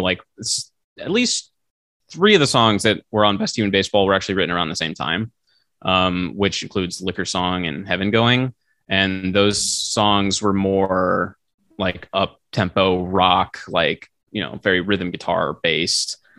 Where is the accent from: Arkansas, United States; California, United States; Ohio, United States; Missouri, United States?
Missouri, United States; St. Charles; moved away; my hometown st charles missouri uh, st louis area